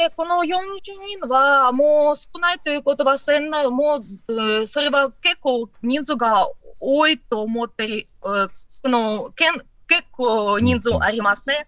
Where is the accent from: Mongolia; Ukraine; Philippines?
Ukraine; Odesa, Odesa Oblast; Japanese is a second language; moved away as an adult; now in Japan; これ私のふるさと